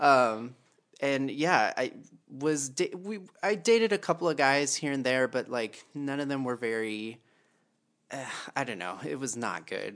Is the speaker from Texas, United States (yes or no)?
yes; Texas, United States; moved away; I grew up in Texas